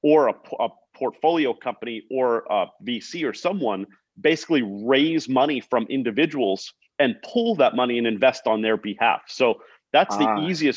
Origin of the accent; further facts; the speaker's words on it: Long Island, New York, United States; also born or lived in San Francisco; I'm from Long Island.